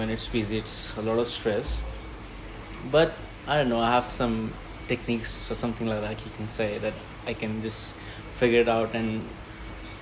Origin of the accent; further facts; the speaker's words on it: India; moved away as an adult; now in Australia; I'm from India, so I've been growing up eating Indian food